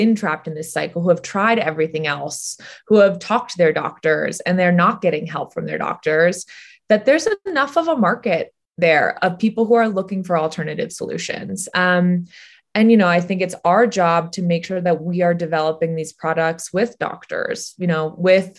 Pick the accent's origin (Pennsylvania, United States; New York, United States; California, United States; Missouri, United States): California, United States; San Francisco; a woman I grew up with in San Francisco